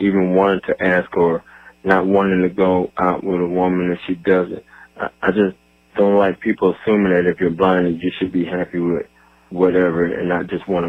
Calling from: Atlanta, Georgia, United States; I'm calling from Atlanta, Georgia

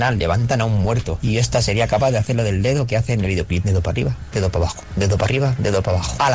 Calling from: Barcelona, Catalonia, Spain; de Barcelona.

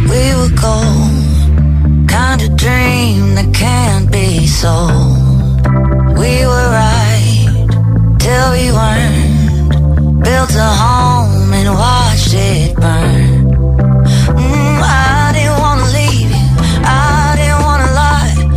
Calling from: Granada, Andalusia, Spain; de Granada.

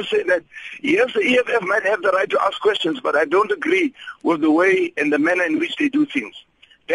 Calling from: Upington, Northern Cape, South Africa; Good morning. Yes, I'm calling from Upington.

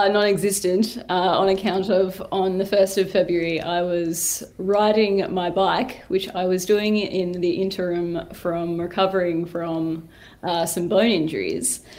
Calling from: Hobart, Tasmania, Australia

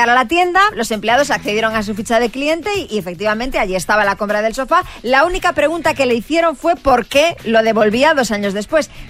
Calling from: Vitoria, Basque Country, Spain; Hola, buenos días … de Vitoria.

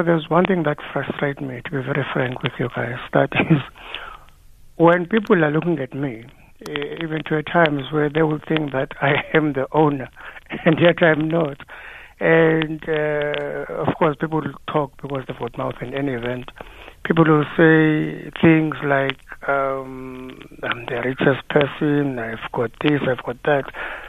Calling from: Johannesburg, Gauteng, South Africa; I'm calling you from Joburg.

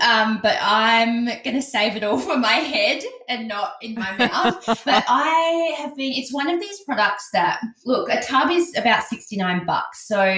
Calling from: Adelaide, South Australia, Australia; I'm actually recording from Adelaide and I didn't bring it.

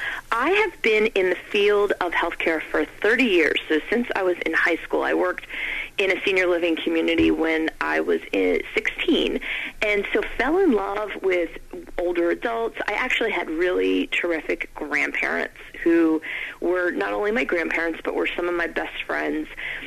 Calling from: Maryland, United States; Maryland. Thanks, Nick.

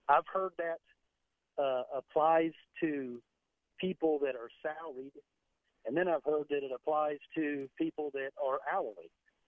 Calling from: Bradenton, Florida, United States; Bradenton, Florida.

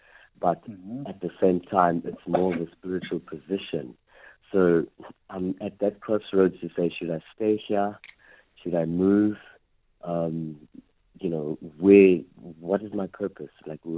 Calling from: KwaZulu-Natal, South Africa; I'm calling you from Natal.

